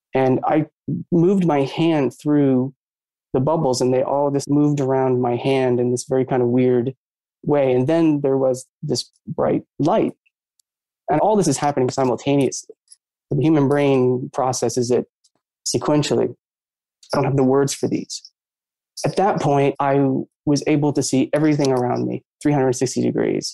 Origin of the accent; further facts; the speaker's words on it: Maine, United States; I grew up in Maine, or always around lakes and water